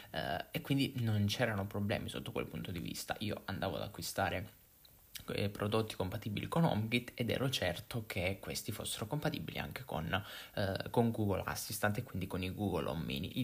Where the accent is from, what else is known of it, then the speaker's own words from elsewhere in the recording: Italy; accent: Italian; la lingua inglese dettata da un italiano, quindi da una persona italiana. Non so se sia un problema di accento, del nostro accento